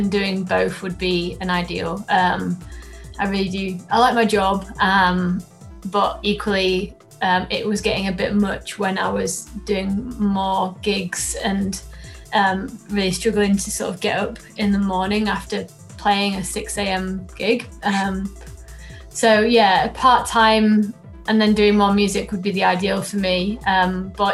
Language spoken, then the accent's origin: English; Doncaster, Yorkshire and the Humber, United Kingdom; when I was growing up in Doncaster